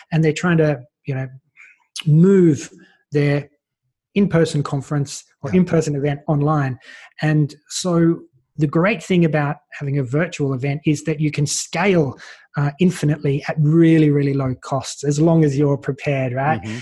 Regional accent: Australia; And so, as an Australian, I was like, well, how can I get access to some of these speakers

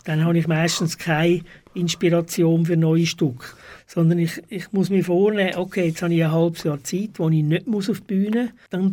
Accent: Zurich, Switzerland; moved away as an adult; also born or lived in Stäfa / Wettingen; now in Baden, Switzerland; Ich komme aus Zürich ursprünglich. Ich bin erst in Zürich aufgewachsen, und zwar am Kreuzplatz

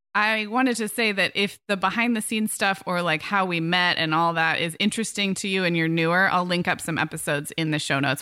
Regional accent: Santa Barbara, California, United States; moved away as an adult; also born or lived in Orange County / Chicago / England / Arizona; I moved this summer from Orange County up to Santa Barbara, which is my hometown.

